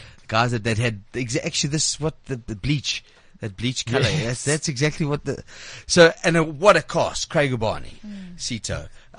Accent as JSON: {"language": "English", "country": "South Africa", "said": "I'm missing my country. I'm from South Africa"}